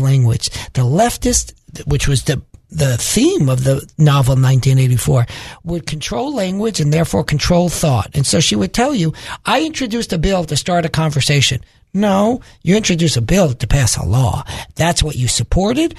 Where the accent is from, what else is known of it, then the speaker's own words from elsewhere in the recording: New York City, New York, United States; moved away; I'm originally from Brooklyn, New York